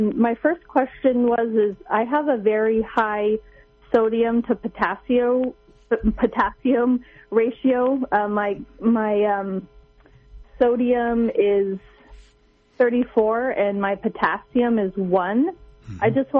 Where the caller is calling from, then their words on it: Santa Barbara, California, United States; I'm calling from Santa Barbara, California.